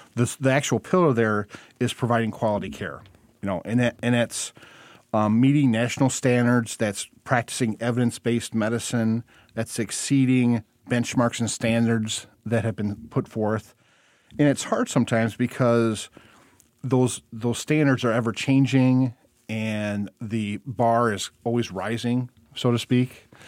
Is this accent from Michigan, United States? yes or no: yes; Monroe County, Michigan, United States; also born or lived in Missouri / Hillsdale, Michigan; I put some roots down in my hometown where I practiced for a little over a decade